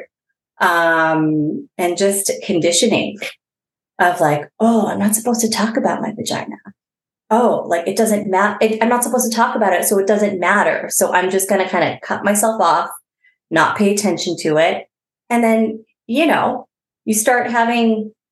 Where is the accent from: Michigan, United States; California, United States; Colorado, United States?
California, United States; Bay Area; I am from the Bay Area